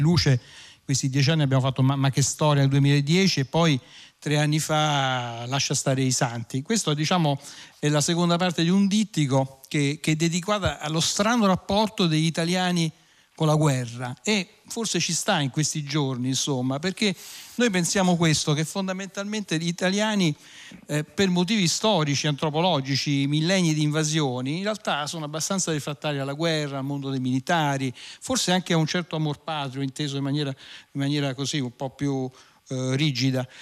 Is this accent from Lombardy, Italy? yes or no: no; province of Latina, Lazio, Italy; io essendo cresciuto in provincia di Latina